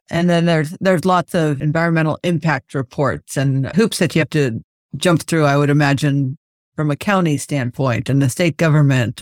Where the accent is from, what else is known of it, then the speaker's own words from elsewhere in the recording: San Francisco Bay Area, California, United States; I grew up in the San Francisco Bay Area